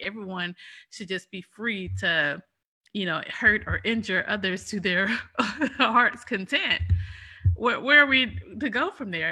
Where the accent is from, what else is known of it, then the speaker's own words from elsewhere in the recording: United States; we're American